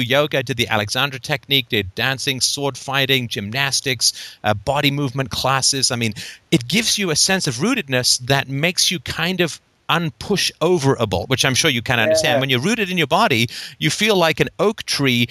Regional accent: England, United Kingdom; I grew up in England

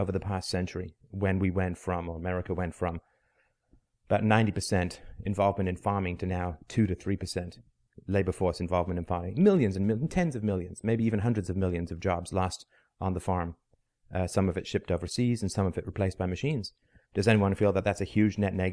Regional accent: England, United Kingdom; also born or lived in Ireland / South Africa; now in Canada; I'm from Canada. I'm Canadian. I was born in Ireland. I grew up in England

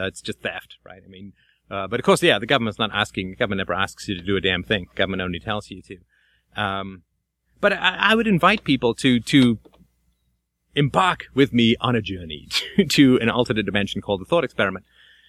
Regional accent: Athlone, Leinster, Ireland; born there; I'm born in Ireland. I was born in Athlone in the middle of Southern Ireland and spent a good deal of summers there.

